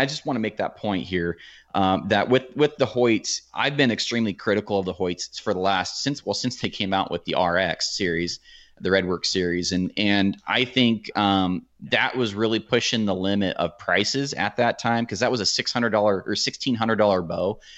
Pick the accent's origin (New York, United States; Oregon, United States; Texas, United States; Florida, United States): Oregon, United States; I'm from Oregon